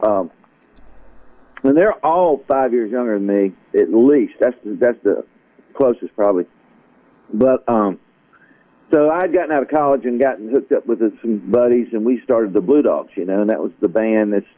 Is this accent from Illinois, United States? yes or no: no; South Carolina, United States; also born or lived in Asheville, North Carolina; I was born near Asheville, but it wasn't long we moved to South Carolina